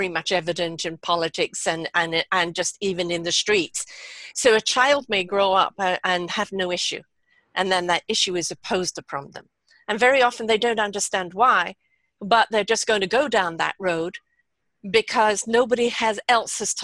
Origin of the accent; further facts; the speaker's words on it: England, United Kingdom; moved away; also born or lived in South Africa / Canada; I was brought up in England, but I had 11 years in South Africa.